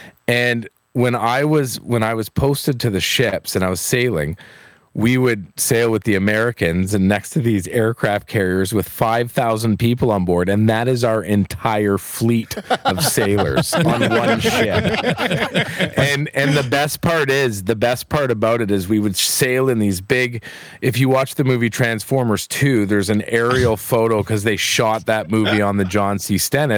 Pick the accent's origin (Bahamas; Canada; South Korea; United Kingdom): Canada; Edmonton, Alberta; also born or lived in Hinton, Alberta; I was born in Hinton, Alberta. Oh. And I grew up in Edmonton, Alberta, or just outside St. Albert.